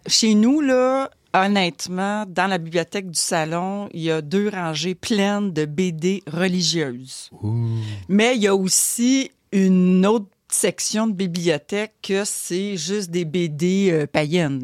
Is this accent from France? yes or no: no; Montreal, Quebec, Canada; Moi, je suis de Montréal